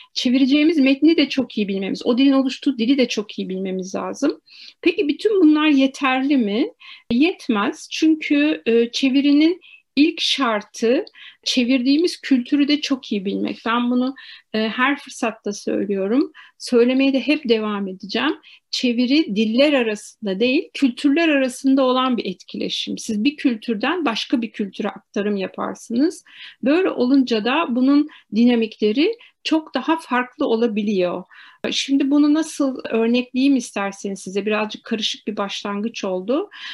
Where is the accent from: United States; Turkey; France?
Turkey; also born or lived in Moscow; biz Türk'üz